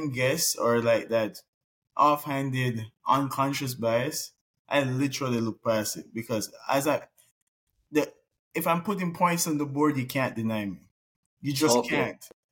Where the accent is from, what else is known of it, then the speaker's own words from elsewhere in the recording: Jamaica; now in United States; growing up in Jamaica, yes, it's a third world country